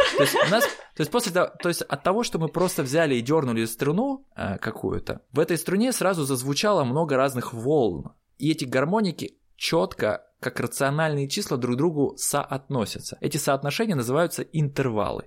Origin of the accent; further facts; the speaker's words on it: Siberia, Russia; я человек из Сибири